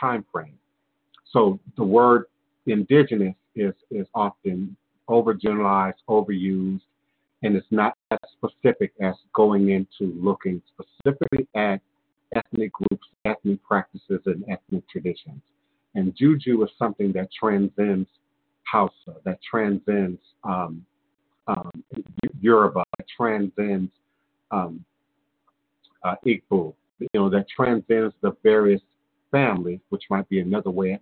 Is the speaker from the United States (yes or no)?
yes; the American South, United States; being born and raised in the American South